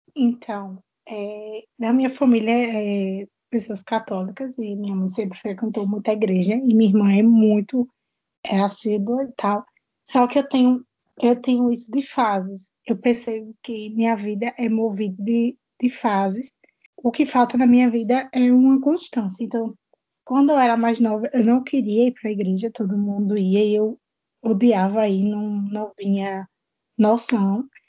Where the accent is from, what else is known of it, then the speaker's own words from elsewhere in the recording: Itabaiana, Sergipe, Brazil; Eu sou de Itabaiana, Sergipe